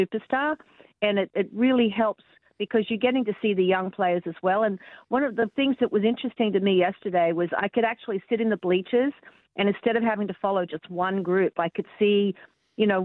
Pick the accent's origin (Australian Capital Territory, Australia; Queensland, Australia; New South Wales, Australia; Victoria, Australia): New South Wales, Australia; Sydney; moved away as an adult; now in Tampa, United States; my hometown in Sydney